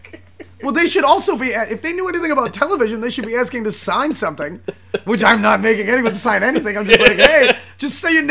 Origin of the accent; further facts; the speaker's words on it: New York City, New York, United States; I'm from New York City.